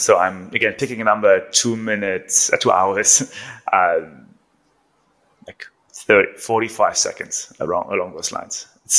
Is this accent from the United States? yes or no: no; Germany; moved away; also born or lived in Singapore / Vietnam; Switching quickly to my home country, I want to hear your prediction for the Berlin Marathon winning time.